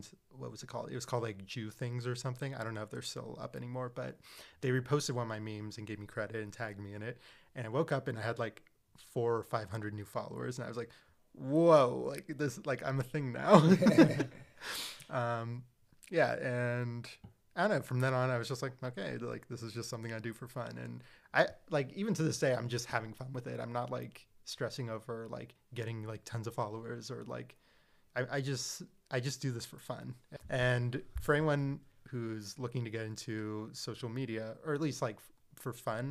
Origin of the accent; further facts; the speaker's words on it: Seattle, Washington, United States; I was born and raised in Seattle